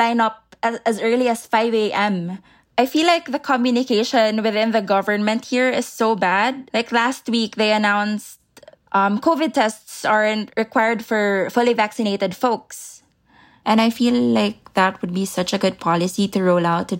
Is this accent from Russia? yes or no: no; Manila, Metro Manila, Philippines; I'm from Manila, Philippines.